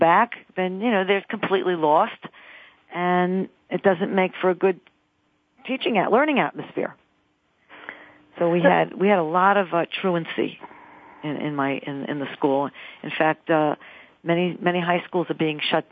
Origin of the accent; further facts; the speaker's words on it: New York City, New York, United States; She and I grew up together in Queens, New York